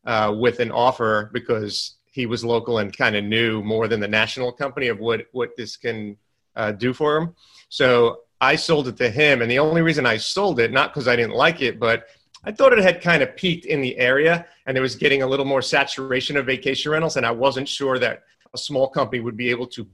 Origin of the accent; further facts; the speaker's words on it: New York, United States; moved away as an adult; now in Southern United States; I come from New York. Obviously, I talk fast, walk fast, all that stuff. Down in the South, everything's a lot slower